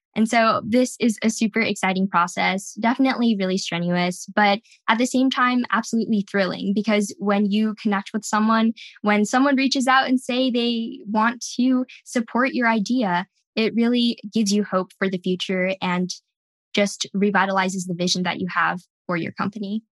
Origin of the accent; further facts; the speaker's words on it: California, United States; Growing up in California